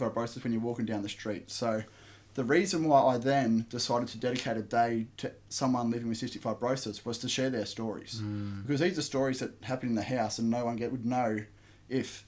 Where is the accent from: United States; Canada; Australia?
Australia; Camden, New South Wales; I was born in Camden, so southwest of Sydney, about an hour and a half, I'd say, out of the city. And pretty much growing up, I had a very blessed childhood